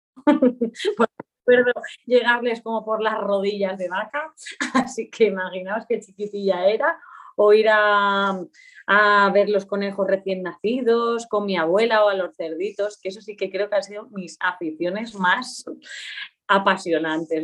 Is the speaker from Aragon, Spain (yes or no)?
yes; Aínsa, Aragon, Spain; moved away; also born or lived in Soria; nací, oficialmente nací en el Hospital de Huesca, pero mis primeros años de vida fueron en Ainsa, un pueblo que está en el Pirineo aragonés